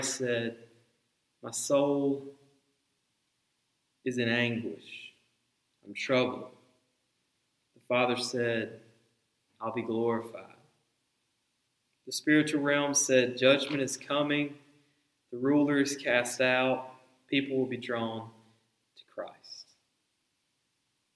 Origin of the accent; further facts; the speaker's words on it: the Bible Belt, United States; growing up in the Bible Belt, I've lived in the Bible Belt for 3 decades.